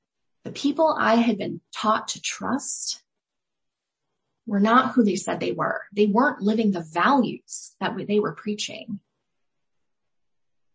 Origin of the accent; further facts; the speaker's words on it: Scottsdale, Arizona, United States; I was born in Scottsdale, Arizona